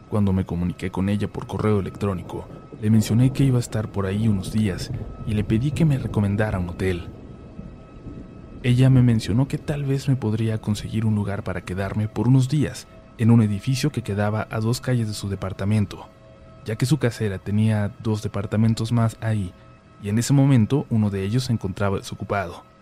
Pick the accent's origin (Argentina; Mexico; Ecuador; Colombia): Mexico; also born or lived in Budapest, Hungary; Soy mexicano, pero por mi trabajo como consultor he tenido la fortuna de viajar por muchas partes del mundo. Y también de haber vivido en varios países. Uno de estos fue Hungría, en el cual estuve por poco más de un año en el 2016.